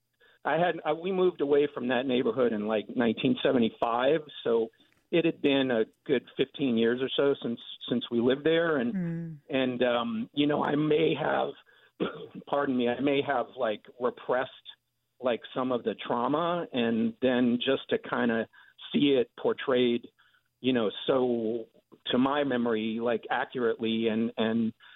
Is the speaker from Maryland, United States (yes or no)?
yes; Suitland, Maryland, United States; now in Martinez, United States; I grew up in Siouxland, Maryland, right outside of Southeast Washington, D.C.